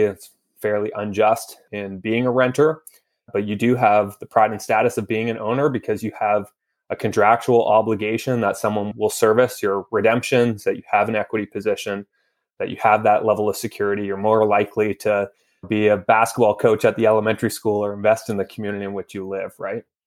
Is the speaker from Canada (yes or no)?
yes; Vancouver, British Columbia, Canada; moved away as an adult; now in Toronto, Canada; I grew up in Vancouver my entire life.